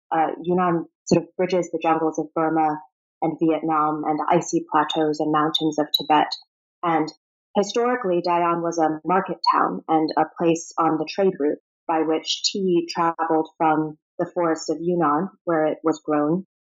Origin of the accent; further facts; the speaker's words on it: Prague, Czechia; also born or lived in Rome, Italy / Moscow, Russia / Virginia, United States; So I was born in Rome, and we lived in Moscow for five years after that. So my earliest memories involve a lot of Russian fairy tales, Russian art, picnics in the snow, um, and after that, we moved to Virginia for a bit and then to Prague